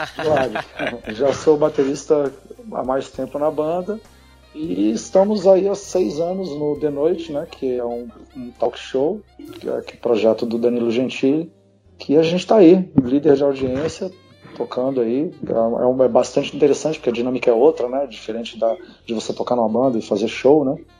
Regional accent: Brasília, Federal District, Brazil; eu sou de Brasília, né? Então, da primeira geração de Brasília, eu nasci nos anos 70, era adolescente nos anos 80

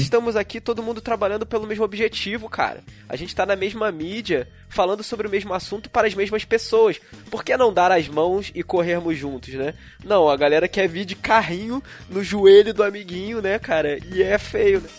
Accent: Petrópolis, Rio de Janeiro, Brazil; eu sou aqui de Petrópolis

